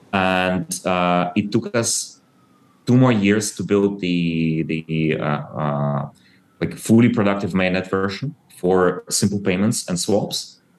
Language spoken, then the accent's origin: English; Ukraine; You might know that I was born in Soviet Ukraine and I grew up kind of like after the collapse of Soviet Union.